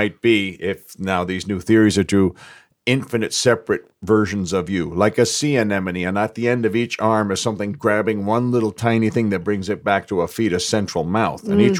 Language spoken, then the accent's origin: English; New York City, New York, United States; I'm from Forest Hills.